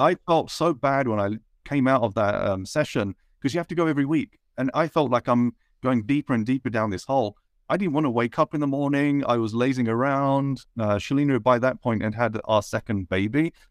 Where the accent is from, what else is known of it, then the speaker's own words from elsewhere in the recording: United Kingdom; I was brought up in, uh, a town in the U K where I was probably one of only four brown people in the whole town.